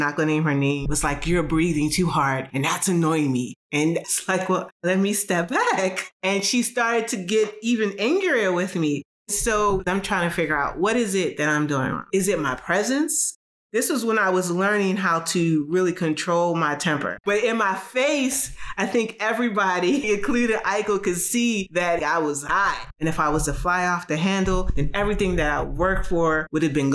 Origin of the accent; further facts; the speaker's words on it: Baltimore, Maryland, United States; moved away as an adult; also born or lived in Atlanta / New York; now in Philadelphia, United States; I am from Baltimore, Maryland. I lived in Baltimore until I was 19